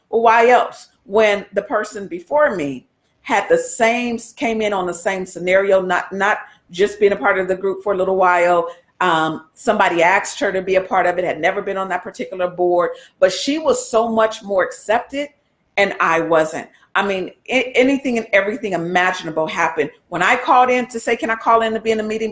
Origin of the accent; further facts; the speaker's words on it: United States; us as African American, Black citizens American